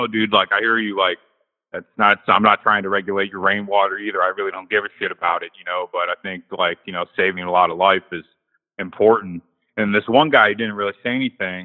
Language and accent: English; Ohio, United States; I'm from Ohio